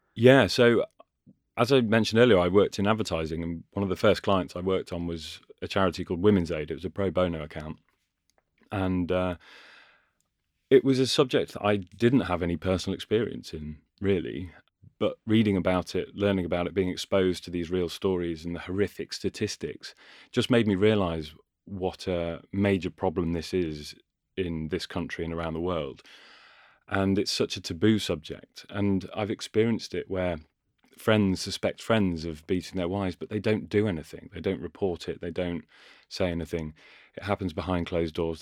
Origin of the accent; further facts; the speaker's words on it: Ashby-de-la-Zouch, East Midlands, United Kingdom; also born or lived in Cheshire; now in London, United Kingdom; I was born and grew in Cheshire and lived there for a bit. And then Leicestershire is sort of my home